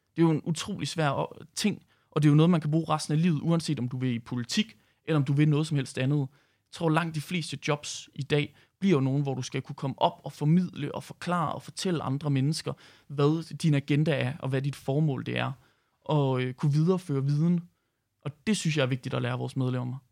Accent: Herning, Central Denmark Region, Denmark; nu kommer jeg selv fra Herning

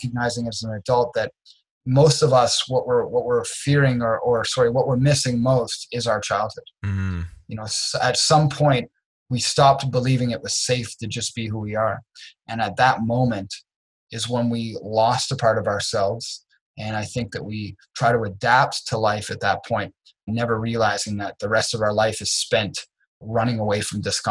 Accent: Dartmouth, Nova Scotia, Canada; also born or lived in Trenton, Nova Scotia; I grew up in Dartmouth, Nova Scotia

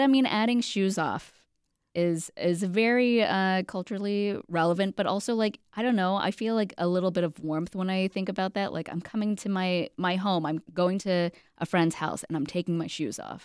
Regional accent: Alabama, United States; I grew up in Alabama

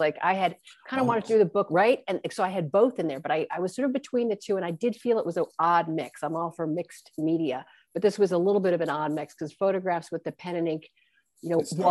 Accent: New York City, New York, United States; I actually grew up in Manhattan.

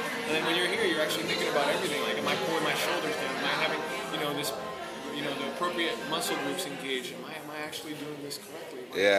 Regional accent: Pacific Grove, California, United States; I grew up in Pacific Grove.

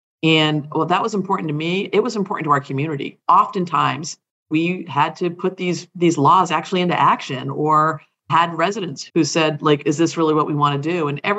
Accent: Hawaii, United States; born there; I'm a Navy brat. You know, I was born in Hawaii. My mom is from Trinidad. My dad was from Massachusetts, but we never really spent any great deal of time living there because we were always deployed.

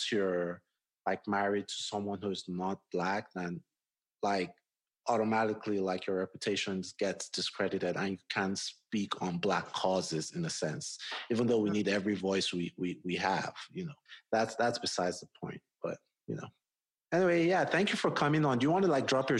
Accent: Nigeria; moved away as an adult; also born or lived in Washington, D.C., United States; now in Colorado, United States; I grew up in Nigeria

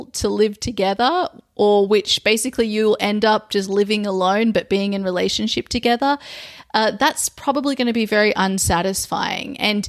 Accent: Australia; now in overseas; my home country, which is Australia

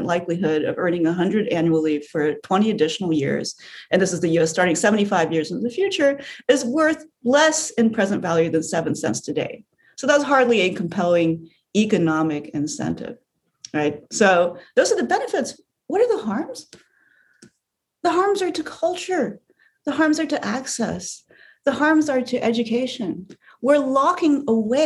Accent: United States; As an American

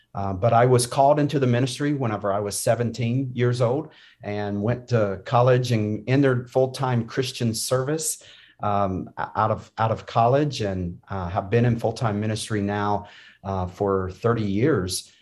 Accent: North Carolina, United States; I grew up in North Carolina

